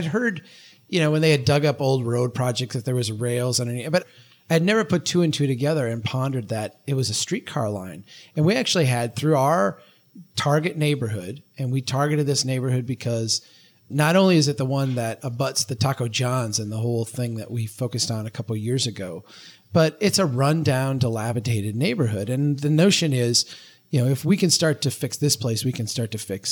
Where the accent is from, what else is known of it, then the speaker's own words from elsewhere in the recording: Brainerd, Minnesota, United States; here in my hometown of Brainerd